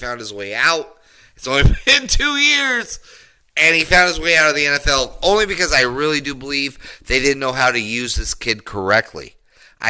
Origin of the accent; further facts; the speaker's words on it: Denver, Colorado, United States; I grew up in Denver, Colorado. I went to a high school, John F. Kennedy High School